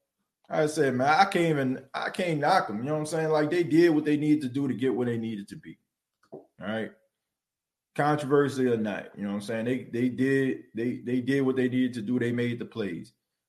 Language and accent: English; New Orleans, Louisiana, United States; hometown team, which I'm originally from New Orleans